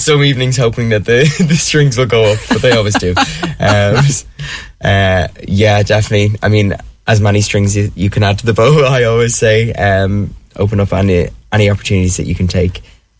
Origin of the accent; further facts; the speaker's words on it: Dublin, Leinster, Ireland; moved away as an adult; also born or lived in London; I'm from Dublin